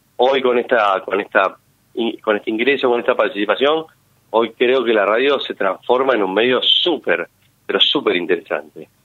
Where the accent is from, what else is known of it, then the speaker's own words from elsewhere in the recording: Quilmes, Buenos Aires Province, Argentina; Yo soy de Quilmes, escucho mucho radio zonal